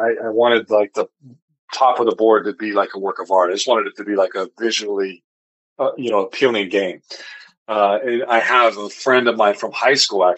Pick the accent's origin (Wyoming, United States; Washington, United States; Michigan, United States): Wyoming, United States; now in Salt Lake City, United States; I grew up in Wyoming